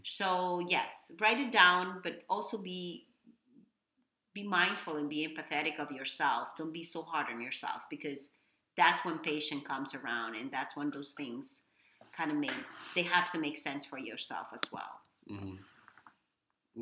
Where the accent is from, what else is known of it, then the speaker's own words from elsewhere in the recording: Dominican Republic; English is a second language; moved away as an adult; now in Miami, United States; I am from Dominican Republic. I was born and raised in DR. Um, I moved here probably uh, 23 years ago